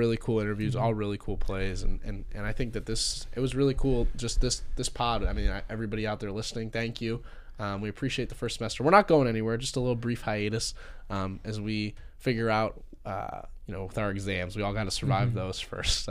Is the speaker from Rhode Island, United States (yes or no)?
no; Michigan, United States; moved away as an adult; now in Maryland, United States; growing up in Michigan with the big house